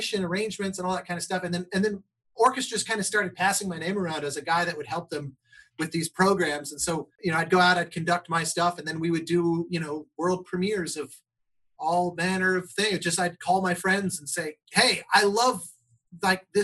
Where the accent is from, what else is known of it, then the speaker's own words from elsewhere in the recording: Colorado, United States; the Colorado Symphony years ago. My hometown orchestra